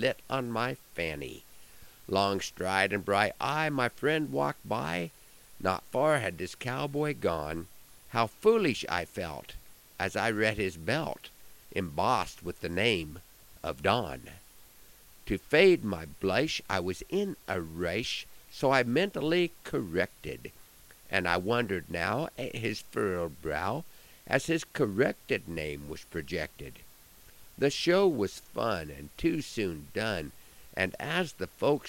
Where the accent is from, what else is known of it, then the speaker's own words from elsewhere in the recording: Broken Bow, Nebraska, United States; my hometown on Saturday night at the Nebraska State FFA Alumni Convention held in Broken Bow